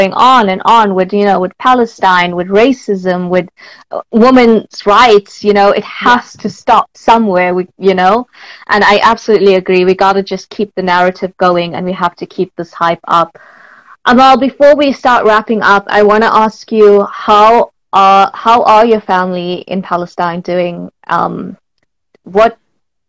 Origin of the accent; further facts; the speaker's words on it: South Africa; growing up in South Africa